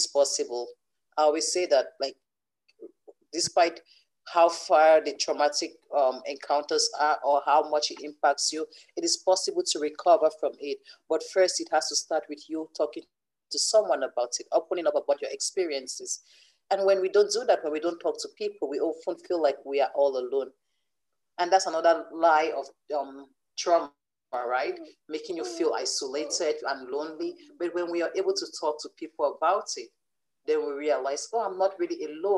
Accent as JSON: {"language": "English", "country": "Cameroon", "tie": "born or raised there", "moved": "yes", "lives_now": "Canada", "said": "currently I live in Canada, but I grew up in Cameroon."}